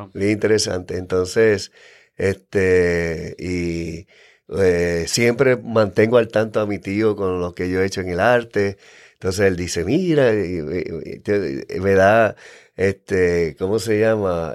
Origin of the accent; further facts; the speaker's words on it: San Juan, Puerto Rico; also born or lived in Santurce, San Juan, Puerto Rico / Yabucoa, Puerto Rico; yo nací en Santurce a los cinco años, este, nos mudamos eh, a Cupey